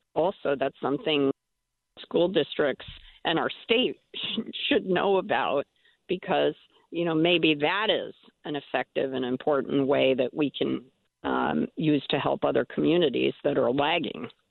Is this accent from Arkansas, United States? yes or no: no; Middletown, Connecticut, United States; My hometown of Middletown